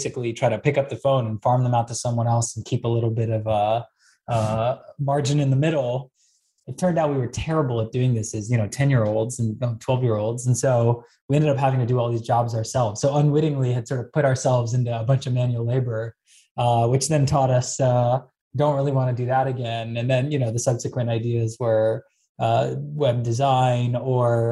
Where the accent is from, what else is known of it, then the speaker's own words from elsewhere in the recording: Bay Area, California, United States; I was born and raised in the Bay Area